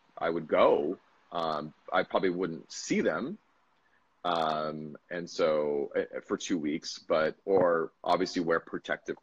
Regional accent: United States; also born or lived in Bali; now in Vietnam; as an American

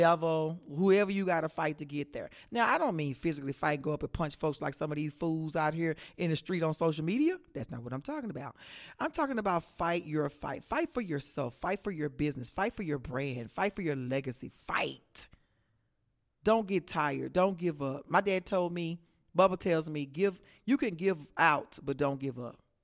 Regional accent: Texas, United States; I am from Texas.

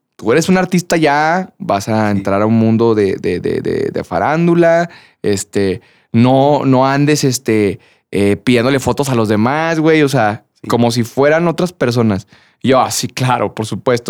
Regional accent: Durango, Mexico; moved away as an adult; also born or lived in Guadalajara; Me fui de, de, de Durango

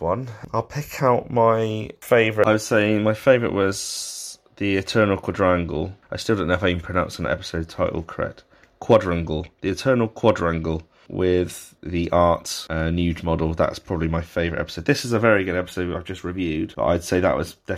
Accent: United Kingdom; We're British here

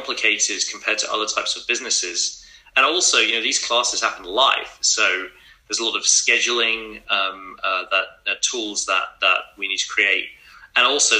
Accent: England, United Kingdom; moved away; So I grew up in England and went to a really fantastic school

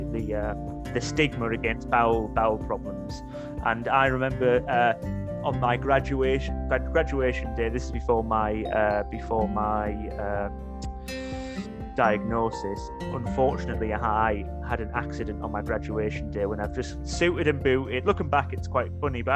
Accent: Middlesbrough, North East England, United Kingdom; now in Lincoln, United Kingdom; I'm not actually a Geordie, I'm from Middlesbrough

